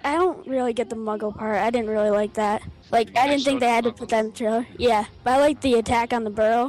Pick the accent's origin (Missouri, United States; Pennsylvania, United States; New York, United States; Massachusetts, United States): Pennsylvania, United States; Bradford; I'm from Bradford, Pennsylvania.